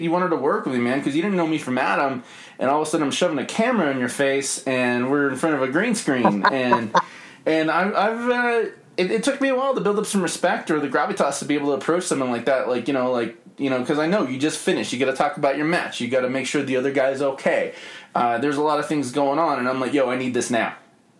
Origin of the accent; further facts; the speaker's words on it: England, United Kingdom; also born or lived in Mexico; I was born in Hachette, Mexico. We moved to England when I was age 3. My dad joined the military.